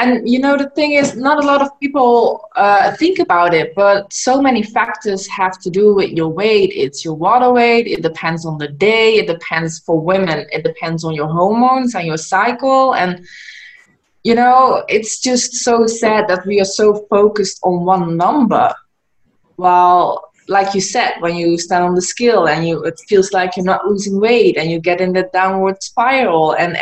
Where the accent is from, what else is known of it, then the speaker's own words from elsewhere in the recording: Netherlands; moved away as an adult; now in Gran Canaria, Spain; I'm originally from the Netherlands, but I moved to Gran Canaria.